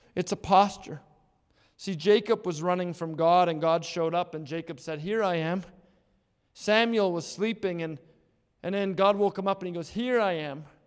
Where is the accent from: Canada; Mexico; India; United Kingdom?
Canada; Edmonton, Alberta; the house that we lived in growing up in Blue Quill